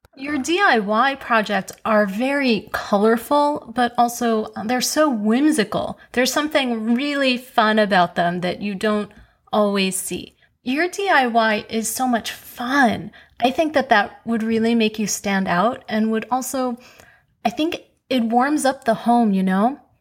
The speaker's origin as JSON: {"language": "English", "town": "New York City", "region": "New York", "country": "United States", "tie": "born or raised there", "said": "I grew up in Queens"}